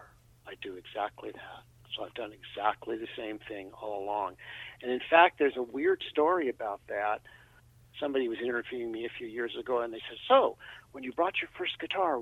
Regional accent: Oakland, California, United States; I grew up in Oakland

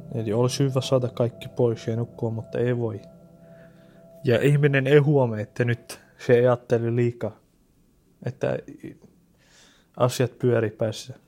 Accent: Syria; Finnish is a second language; now in Finland; mä olen syyrialainen

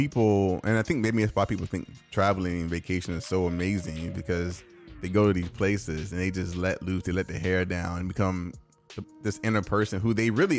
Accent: Germany; born there; My first flying experience I was born in Germany, so obviously I flew as an infant.

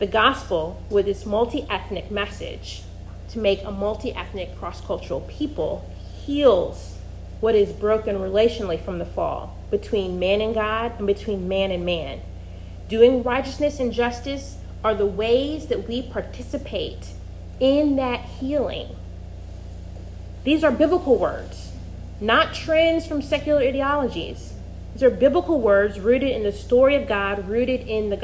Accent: Missouri, United States; accent: flat Midwestern; moved away as an adult; also born or lived in North Carolina; I grew up in the Midwest, in Missouri, and I went to Carolina for undergrad, and as a Midwesterner, I really prided myself in the fact that we did not have an accent

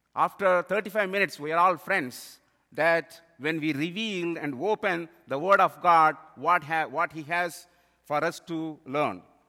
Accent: India; moved away; I am from India

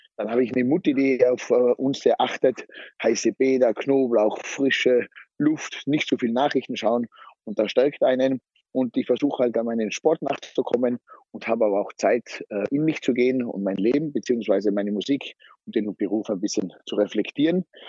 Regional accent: Zillertal, Tyrol, Austria; ich bin ein waschechter Tiroler und komme aus dem Zillertal vom Stockresort

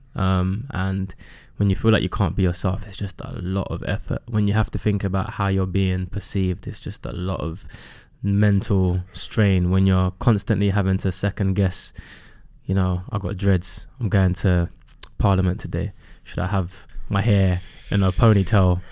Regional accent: London, United Kingdom; I grew up in Custom House on an estate.

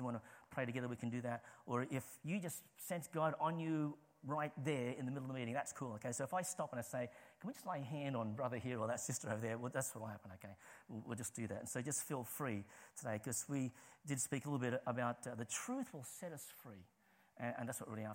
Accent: Sydney, New South Wales, Australia; moved away as an adult; now in St Albans, United Kingdom; I'm from Australia originally, okay? I'm from Sydney, but I am living in St. Albans.

